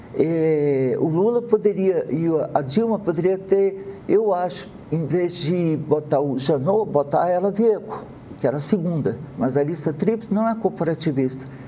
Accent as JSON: {"language": "Portuguese", "country": "Brazil", "said": "como brasileiro"}